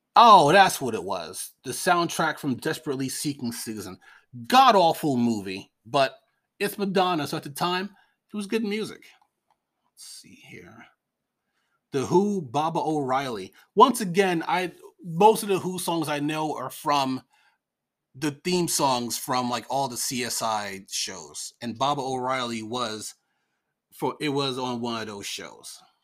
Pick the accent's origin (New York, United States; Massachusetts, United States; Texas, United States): New York, United States; we're from New York